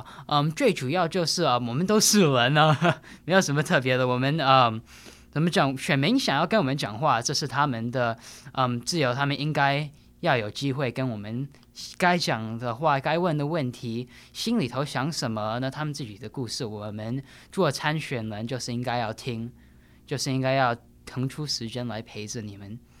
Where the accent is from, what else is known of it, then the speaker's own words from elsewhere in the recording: New York City, New York, United States; 我是纽约出生长大的。